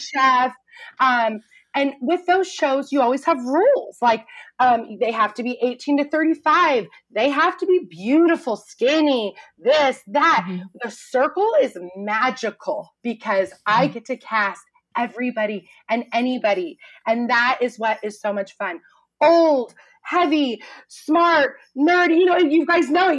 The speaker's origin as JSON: {"language": "English", "town": "Truckee", "region": "California", "country": "United States", "tie": "born or raised there", "also_born_or_lived": "Chico, California / Los Angeles", "moved": "as an adult", "said": "my teeny little hometown, Truckee, California, up in Lake Tahoe"}